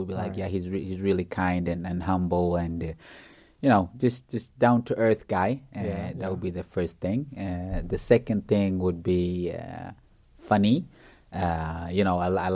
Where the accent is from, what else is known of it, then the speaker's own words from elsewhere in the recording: Sweden; also born or lived in Uganda / Kenya; I was born in Uganda, but at the age of only 12 months, we fled to Kenya. Yeah, we fled to Kenya. Then from Kenya, we came to Sweden